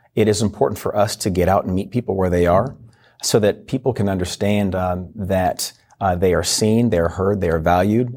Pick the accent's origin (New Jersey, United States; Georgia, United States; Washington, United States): Washington, United States; moved away as an adult; also born or lived in Virginia; originally from Washington State.